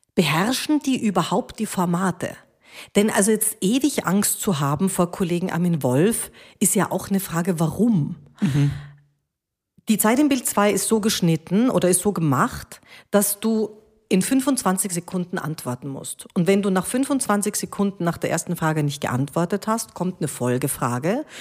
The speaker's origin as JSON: {"language": "German", "town": "Krems", "region": "Lower Austria", "country": "Austria", "tie": "born or raised there", "also_born_or_lived": "Munich, Germany", "said": "ich habe ich hab bis zur Matura, ich habe in Krems, also ich bin in München geboren"}